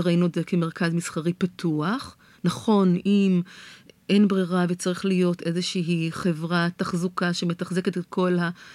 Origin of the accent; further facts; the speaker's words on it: Tel Aviv, Tel Aviv District, Israel; בתור תל אביבית שאחת שהולכת ברגל ונוסעת על אופניים כל הזמן